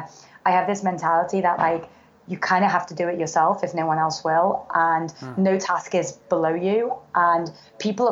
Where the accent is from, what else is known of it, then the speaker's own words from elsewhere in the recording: Manchester, North West England, United Kingdom; moved away as an adult; also born or lived in Oxford; So I was born and raised in England, grew up in Manchester.